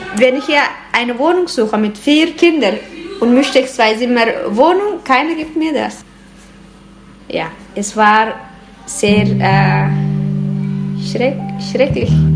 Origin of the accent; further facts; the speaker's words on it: Eritrea; now in Switzerland